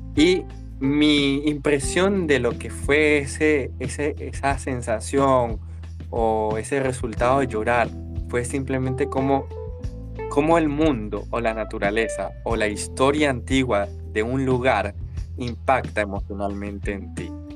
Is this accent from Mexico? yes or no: no; Venezuela; moved away as an adult; now in Valparaíso, Chile; soy venezolano en un país austral actualmente y a ver, de estos eh, casi 27 años que tengo y 4 años en Chile